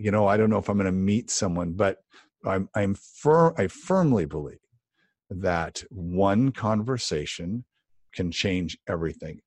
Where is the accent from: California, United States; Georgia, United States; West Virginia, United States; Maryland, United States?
California, United States; Los Angeles; I started painting Christmas windows, uh, in Los Angeles, uh, in high school